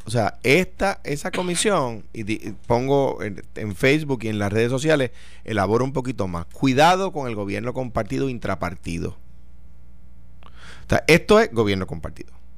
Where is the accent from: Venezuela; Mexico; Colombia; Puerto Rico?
Puerto Rico; soy puertorriqueño y porque vivo en este país